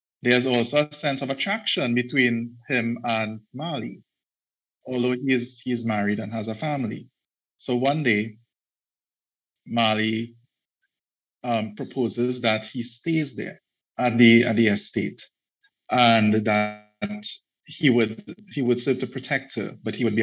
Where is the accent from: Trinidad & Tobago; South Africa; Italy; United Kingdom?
Trinidad & Tobago; I'm a writer from Trinidad and Tobago. I'm actually based in Trinidad and Tobago, born here, educated here, the entire works